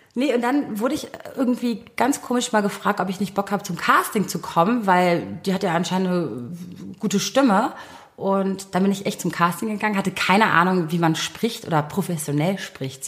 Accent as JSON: {"language": "German", "region": "Berlin", "country": "Germany", "tie": "born or raised there", "said": "ich bin gebürtige Berlinerin"}